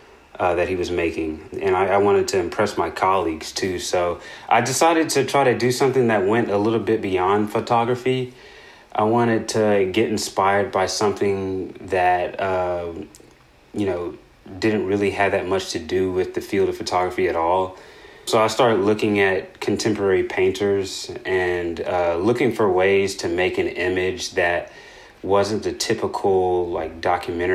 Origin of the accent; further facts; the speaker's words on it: Nashville, Tennessee, United States; moved away as an adult; also born or lived in Murfreesboro, Tennessee; now in Philadelphia, United States; I grew up in Nashville, Tennessee